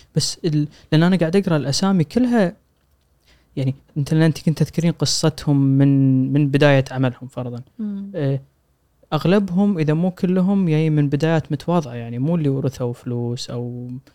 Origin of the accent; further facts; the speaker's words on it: Kuwait; عندنا بالكويت